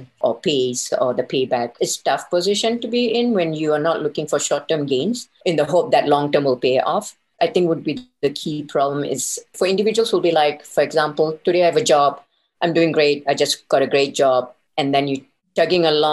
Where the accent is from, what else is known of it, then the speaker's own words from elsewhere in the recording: Singapore; moved away as an adult; also born or lived in Elko, Nevada; Coming from Asia, I'm from Singapore